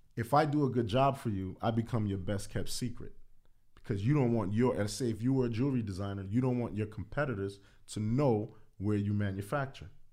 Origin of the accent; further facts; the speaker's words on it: New York City, New York, United States; growing up in the Bronx